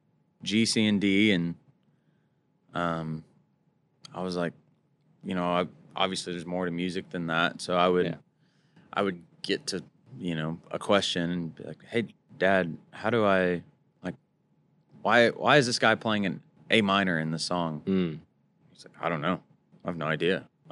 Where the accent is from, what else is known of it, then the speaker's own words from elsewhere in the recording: Mesquite, Texas, United States; I grew up in a rodeo town called Mesquite.